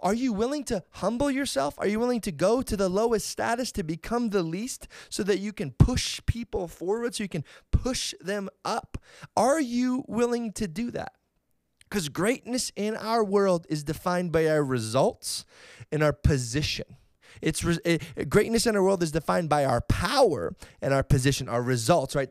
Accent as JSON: {"language": "English", "town": "Edmonton", "region": "Alberta", "country": "Canada", "tie": "born or raised there", "said": "the Edmonton Oilers right here from my hometown"}